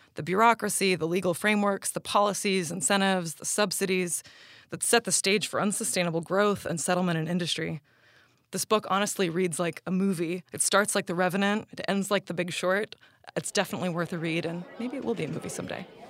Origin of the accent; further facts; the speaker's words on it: Chicago, Illinois, United States; also born or lived in Park Forest, Illinois; I grew up in the Chicago region, first in a South Side neighborhood called Marquette Park